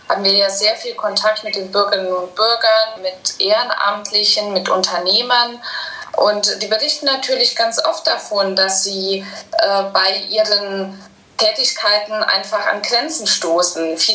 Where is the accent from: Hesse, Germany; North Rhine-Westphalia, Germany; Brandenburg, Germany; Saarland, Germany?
Saarland, Germany; Ich komme ja aus dem Saarland